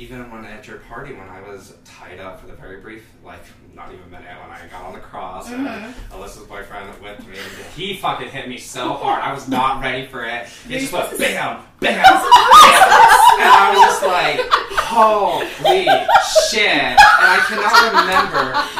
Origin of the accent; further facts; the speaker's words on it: Denver, Colorado, United States; also born or lived in La Jolla, California; Well, I was born in California, in La Jolla, and then I grew up in Denver. I also traveled around a lot.